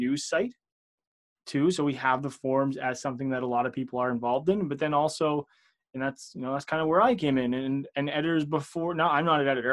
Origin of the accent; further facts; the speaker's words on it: outside of Toronto, Ontario, Canada; I am Canadian here. I'm just kind of outside of Toronto